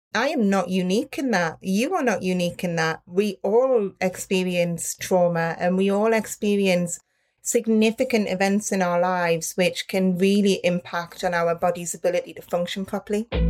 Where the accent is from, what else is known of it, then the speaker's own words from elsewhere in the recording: Newcastle upon Tyne, North East England, United Kingdom; I am from a town called, or city called Newcastle upon Tyne from the north of England